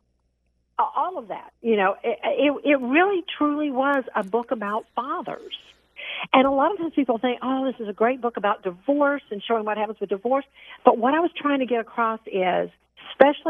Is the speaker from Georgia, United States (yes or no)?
yes; near Savannah, coast of Georgia, United States; I grew up on the coast of Georgia. You know, I grew up near Savannah.